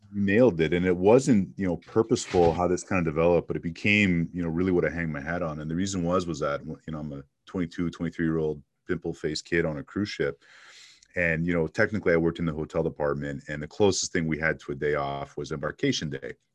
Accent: Montreal, Quebec, Canada; moved away as an adult; also born or lived in Toronto / Miami; now in Phoenix, United States; I was born and raised in Montreal.

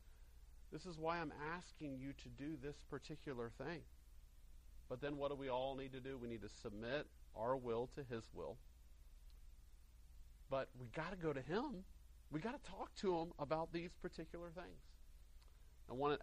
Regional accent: Greenville, South Carolina, United States; my hometown of Greenville, South Carolina.

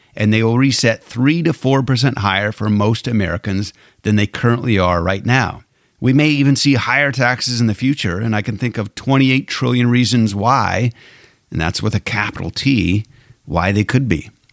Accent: Alberta, Canada; now in United States; I was born and raised in Alberta, Canada

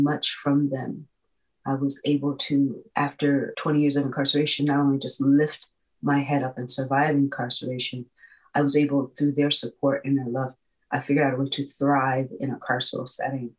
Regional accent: Indianapolis, Indiana, United States; I was a girl who was born and raised in Indianapolis, Indiana

